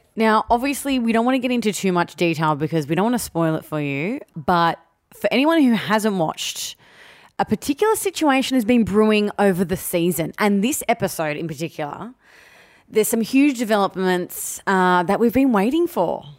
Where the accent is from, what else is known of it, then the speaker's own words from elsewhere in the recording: Sydney, New South Wales, Australia; I grew up in Western Sydney